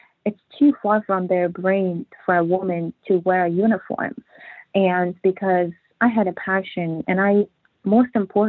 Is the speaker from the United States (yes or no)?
no; Afghanistan; It was very difficult. You know, sometimes even telling this story, even writing the book, it was very emotional time for me. It was like a nightmare thinking about all that stuff. In Afghanistan